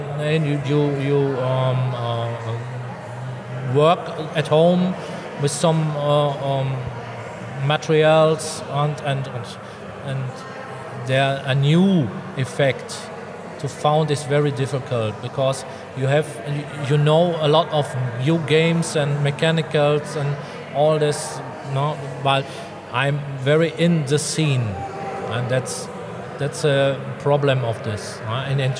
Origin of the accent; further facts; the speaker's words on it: Dortmund, North Rhine-Westphalia, Germany; English is a second language; Dortmund, my hometown